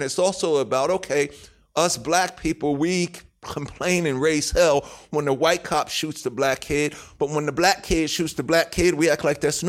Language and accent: English; Queens, New York, United States; I'm the king from Queens, and I'm down with Nas.